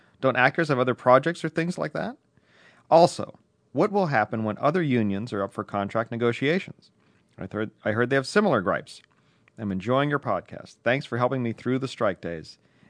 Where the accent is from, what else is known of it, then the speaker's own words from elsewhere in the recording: San Francisco, California, United States; I'm from San Francisco, but just recently got tuned on to your blog and podcast.